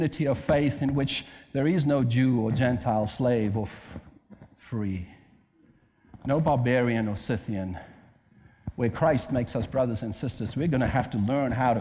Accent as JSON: {"language": "English", "town": "Cape Town", "region": "Western Cape", "country": "South Africa", "moved": "yes", "said": "I'm from Cape Town, South Africa"}